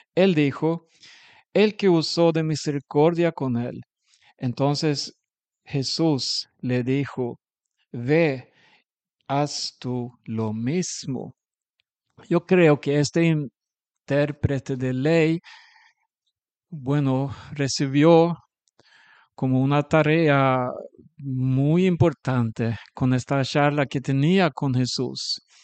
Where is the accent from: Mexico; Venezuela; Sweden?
Sweden; un sueco